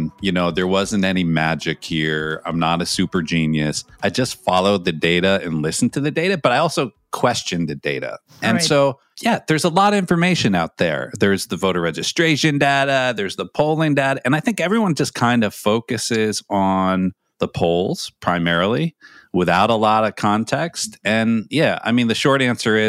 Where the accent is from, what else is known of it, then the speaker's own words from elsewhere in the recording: Andover, Massachusetts, United States; my hometown, a school I didn't go to, but Phillips Andover